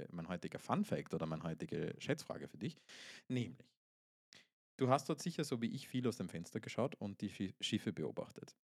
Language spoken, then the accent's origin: German; Austria; Ich bin Österreicher, das ist furchtbar.